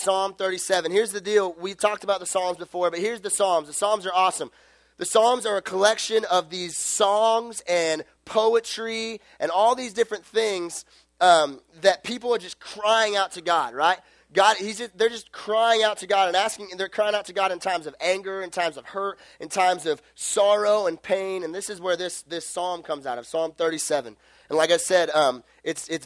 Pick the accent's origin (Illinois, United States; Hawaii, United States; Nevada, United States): Nevada, United States; Las Vegas; I'm from Las Vegas.